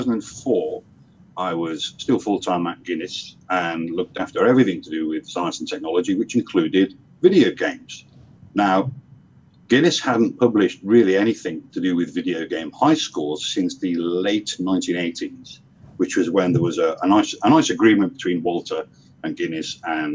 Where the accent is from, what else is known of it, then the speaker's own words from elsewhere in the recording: Liverpool, North West England, United Kingdom; now in Essex, United Kingdom; Okay, well, I'm from Liverpool originally. Not that you can tell anymore from my accents. I'm in the UK. I live on the southeast coast in a place called Essex